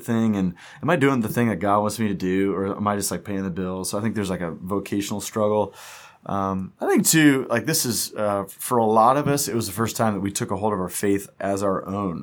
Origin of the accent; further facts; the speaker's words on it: Wichita, Kansas, United States; moved away as an adult; also born or lived in Atlanta, Georgia / Memphis; we are from Wichita, and we've been gone